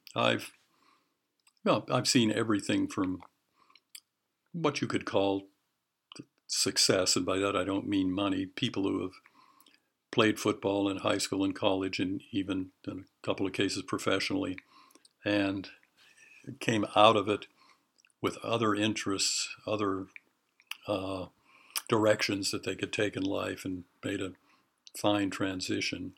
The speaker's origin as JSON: {"language": "English", "town": "Honolulu", "region": "Hawaii", "country": "United States", "tie": "born or raised there", "also_born_or_lived": "Western Pennsylvania", "moved": "yes", "lives_now": "Oregon, United States"}